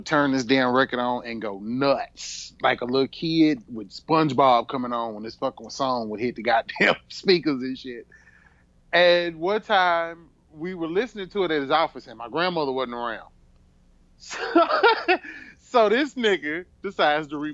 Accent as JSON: {"language": "English", "town": "Houston", "region": "Texas", "country": "United States", "said": "I'm from Houston"}